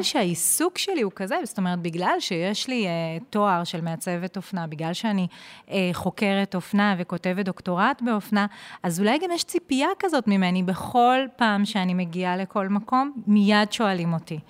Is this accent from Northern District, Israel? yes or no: yes; Ma'alot-Tarshiha, Northern District, Israel; moved away as an adult; also born or lived in Jerusalem; הגעתי מהצפון, ממעלות תרשיחא